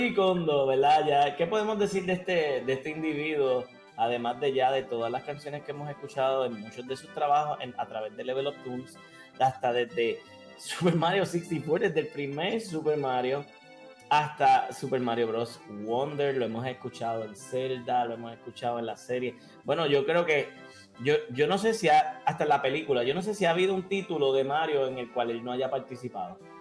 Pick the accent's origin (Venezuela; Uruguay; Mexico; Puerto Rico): Puerto Rico; mi tierra